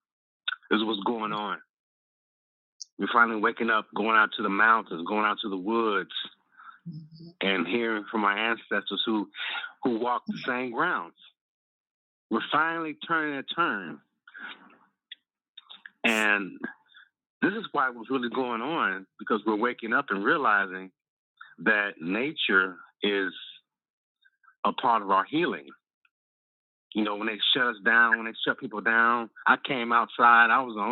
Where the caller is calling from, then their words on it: Chicago, Illinois, United States; Calling from Chicago.